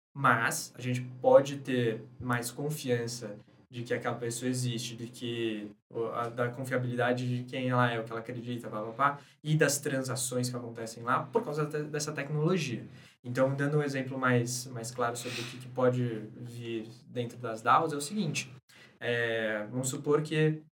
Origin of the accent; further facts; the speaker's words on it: Brazil; sendo brasileiro